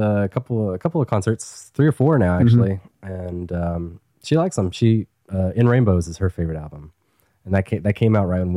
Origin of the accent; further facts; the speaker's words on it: Tennessee, United States; moved away as an adult; also born or lived in Maryland; now in Brooklyn, New York, United States; I grew up in Tennessee, and they never came to Tennessee.